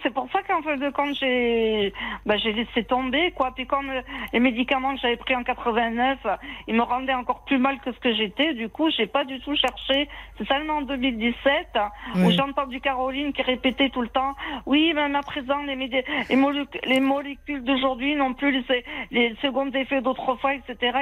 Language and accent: French; Algeria; moved away; je voulais retourner dans mon pays natal, l'Algérie. Je n'étais pas retournée depuis haut plus de 25 ans, 30 ans.